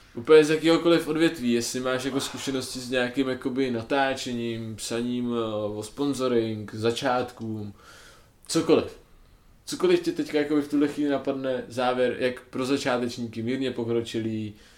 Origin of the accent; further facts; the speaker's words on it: Bohemia, Czechia; u nás v Čechách